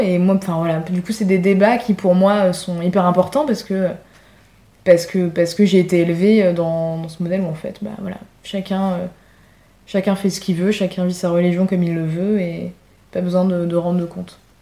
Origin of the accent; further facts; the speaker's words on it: Paris, Île-de-France, France; j'ai dû répondre de Paris